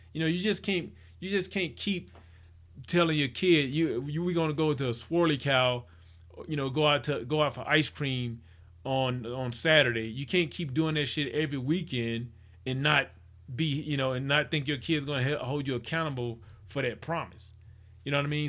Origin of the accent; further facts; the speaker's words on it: Mississippi, United States; I'm from Mississippi